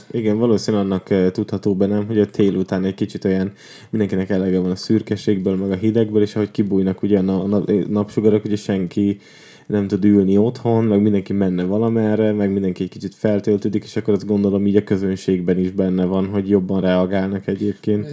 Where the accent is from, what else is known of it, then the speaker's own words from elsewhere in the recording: Tiszaújváros, Borsod-Abaúj-Zemplén, Hungary; now in Budapest, Hungary; én Tiszaújvárosban nőttem fel